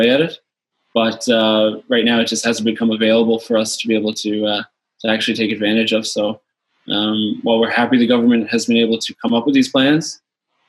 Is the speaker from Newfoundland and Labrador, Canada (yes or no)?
yes; St. John's, Newfoundland and Labrador, Canada; also born or lived in Louisiana, United States; moved up here as a child and been able to grow and become a Canadian